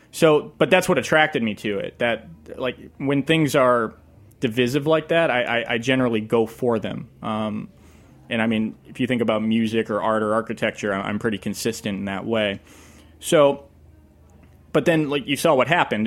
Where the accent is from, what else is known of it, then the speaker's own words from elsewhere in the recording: Leominster, Massachusetts, United States; I grew up in Leominster, Massachusetts